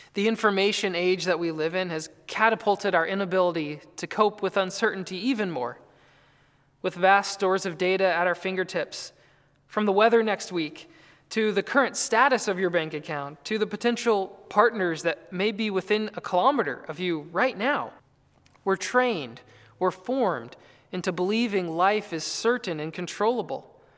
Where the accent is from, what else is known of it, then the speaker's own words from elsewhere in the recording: North Carolina, United States; I grew up in North Carolina